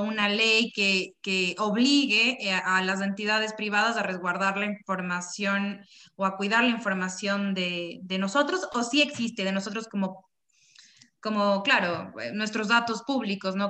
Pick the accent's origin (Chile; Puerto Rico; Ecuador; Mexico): Ecuador; Nosotros como, como ecuatorianos, como parte de, de, de, la ciudadanía ecuatoriana